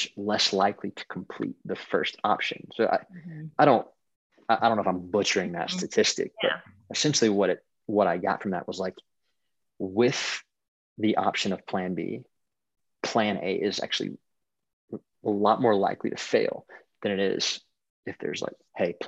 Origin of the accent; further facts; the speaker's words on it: Southeast, United States; moved away; also born or lived in California; I grew up in the Southeast